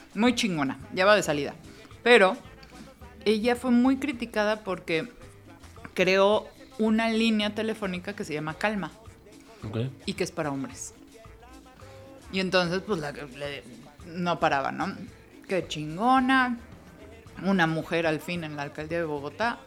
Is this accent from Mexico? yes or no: yes; Mexico City, Mexico; nosotros que somos chilangos, capitalinos de feños